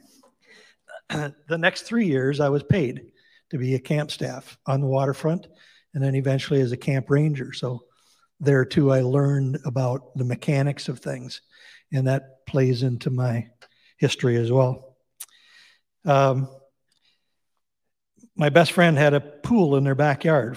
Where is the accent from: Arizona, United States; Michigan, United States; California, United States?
Michigan, United States; Saginaw; now in Traverse City, United States; I was born in Saginaw, grew up going to a Catholic school with two parents from the UP